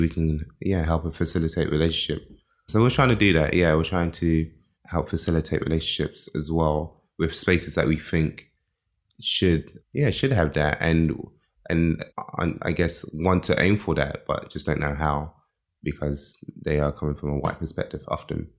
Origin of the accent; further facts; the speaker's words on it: London, United Kingdom; moved away as an adult; also born or lived in Nigeria / America; now in Berlin, Germany; I was born in Nigeria, raised in London from when I was one years old